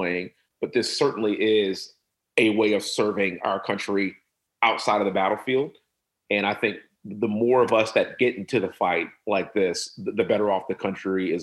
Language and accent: English; Houston, Texas, United States; born and raised in Houston, energy capital of the world